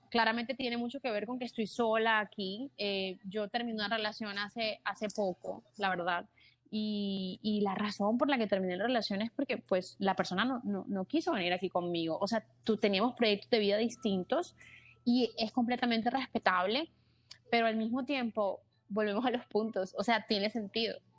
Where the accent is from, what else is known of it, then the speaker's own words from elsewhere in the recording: Caribbean coast, Colombia; pero es de Colombia, ¿ya? Y es de la costa, de donde yo soy también.